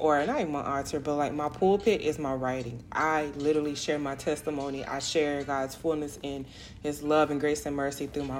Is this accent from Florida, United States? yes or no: yes; South Florida, United States; moved away as an adult; now in Houston, United States; I grew up and raised in South Florida. I am a Florida girl, heart and heart, through and through.